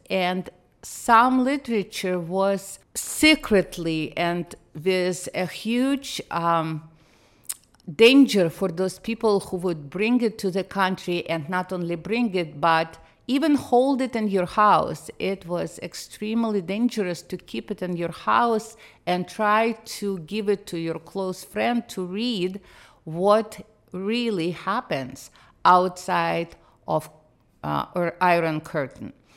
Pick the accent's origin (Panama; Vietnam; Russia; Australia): Russia; Moscow; English is a second language; moved away as an adult; now in United States; I did not grow up in Russia. I grew up in the Soviet Union